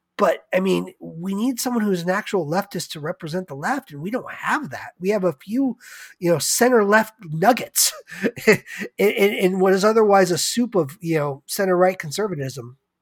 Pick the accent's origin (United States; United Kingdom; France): United States; being an American